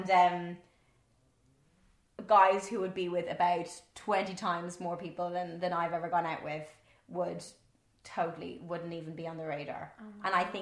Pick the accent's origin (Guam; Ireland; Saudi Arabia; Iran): Ireland; accent: Irish; my Irish accent